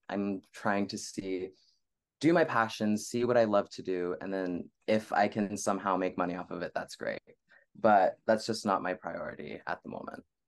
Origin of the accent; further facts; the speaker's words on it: Bay Area, California, United States; also born or lived in Los Angeles, California; I was born and raised in the Bay Area, California.